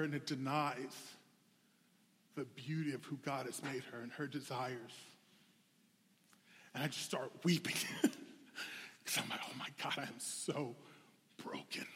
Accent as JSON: {"language": "English", "region": "South Carolina", "country": "United States", "said": "I am from South Carolina, the true South."}